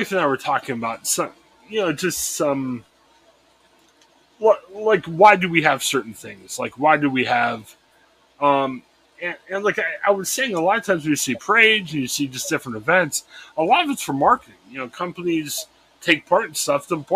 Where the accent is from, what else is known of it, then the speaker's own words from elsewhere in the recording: Cleveland, Ohio, United States; I grew up in the Cleveland area